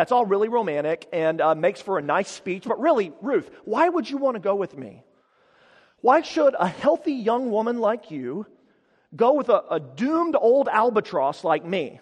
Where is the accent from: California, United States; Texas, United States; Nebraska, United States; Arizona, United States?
Texas, United States; Amarillo; my hometown of Amarillo, which is in the Texas Panhandle